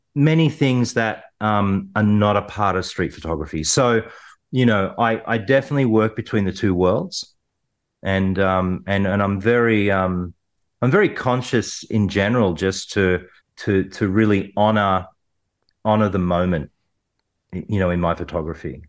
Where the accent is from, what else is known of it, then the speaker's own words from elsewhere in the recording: New South Wales, Australia; where I grew up in the Western suburbs.